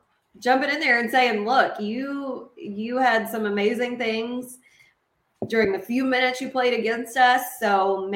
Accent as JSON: {"language": "English", "town": "Nacogdoches", "region": "Texas", "country": "United States", "tie": "born or raised there", "said": "someone who was born and raised in Nacogdoches"}